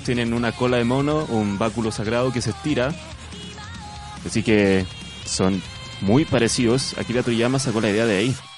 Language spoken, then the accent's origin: Spanish; Canton province, Guangdong, China; now in Chile; yo recuerdo en mi infancia, que como sabrán, yo vengo de China, en la provincia de Cantón